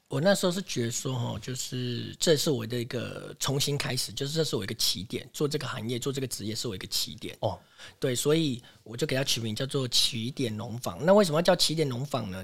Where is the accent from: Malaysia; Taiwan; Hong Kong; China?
Taiwan; Taipei; also born or lived in Xiluo, Yunlin; now in Puli, Taiwan; 我大概出生不到一个礼拜，我们全家就搬到台北去了